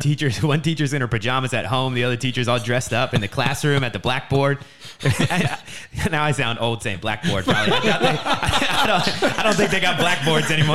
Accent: New Jersey, United States; moved away as an adult; also born or lived in San Diego, California; now in California, United States; I grew up in New Jersey, and, uh, really close to Philly, like, only thirty minutes outside

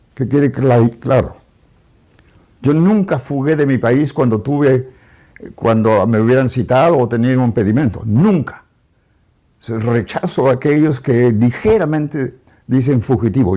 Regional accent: Peru; moved away as an adult; now in United States; Yo soy peruano.

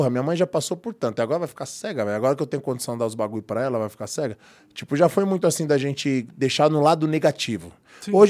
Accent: Baeta Neves, São Paulo, Brazil; now in São Caetano do Sul, Brazil; que ela está lá no Baeta, que é onde eu nasci. E eu estou em São Caetano, dá uma meia hora.

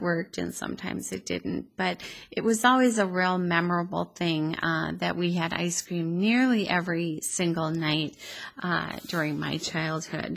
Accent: Schroeder, Minnesota, United States; now in Annandale, United States; I grew up on the North Shore of Lake Superior, just 1 mile inland from the lake in a really small town called Schroeder, Minnesota

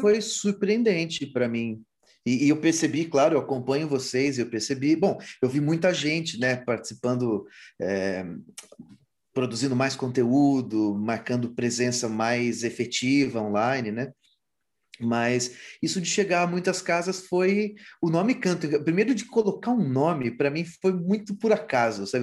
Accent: São Simão, São Paulo, Brazil; moved away; also born or lived in São Bernardo do Campo / Madrid; Até os quatro anos eu morei no ABC, em São Bernardo do Campo. E aí, ainda com 3, 4 anos, fui para São Simão, interior de São Paulo, perto de Ribeirão Preto. E cresci lá

